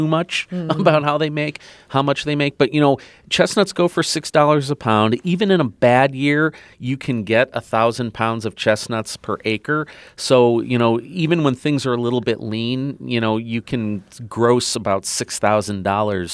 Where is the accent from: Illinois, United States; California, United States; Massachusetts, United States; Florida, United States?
Illinois, United States; Chicago; My childhood memory is growing up in Chicago